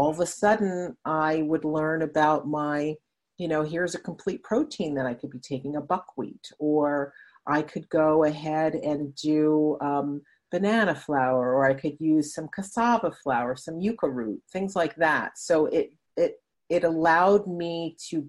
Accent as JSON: {"language": "English", "country": "Netherlands", "tie": "born or raised there", "moved": "yes", "said": "I grew up in Holland, I'm part Dutch, and cheese is a huge part of her culture. So I grew up with cheese all around me"}